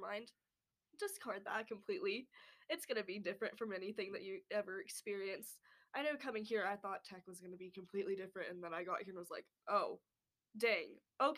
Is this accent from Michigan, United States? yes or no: no; Grady, New Mexico, United States; I'm from Grady, New Mexico